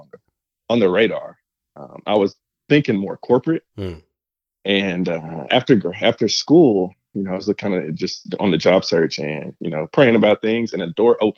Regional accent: Fort Worth, Texas, United States; also born or lived in Louisiana; I am a Texas native. So I'm originally from Fort Worth, Texas, born and raised.

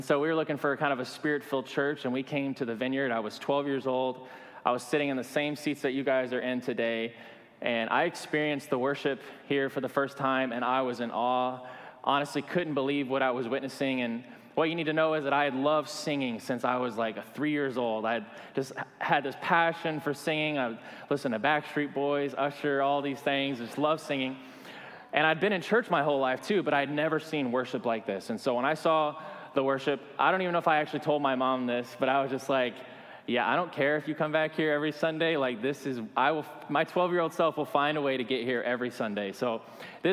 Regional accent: Alabama, United States; moved away; I was born in the South in Alabama

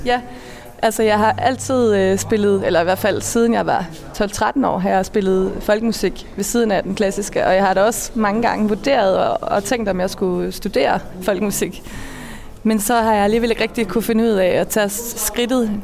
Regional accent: Funen, Southern Denmark, Denmark; moved away as an adult; also born or lived in Malmö, Sweden / Norway; now in Copenhagen, Denmark; Jeg er født og opvokset på Fyn

